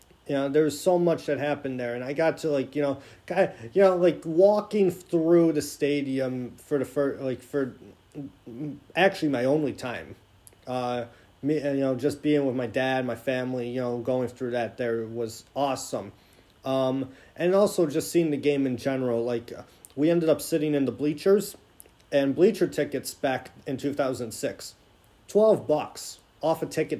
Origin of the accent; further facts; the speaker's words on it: Niagara, New York, United States; my hometown Niagara University Purple Eagles.